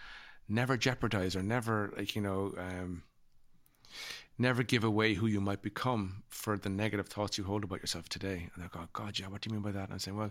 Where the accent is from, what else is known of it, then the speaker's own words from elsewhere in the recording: Ireland; my own experience as a child growing u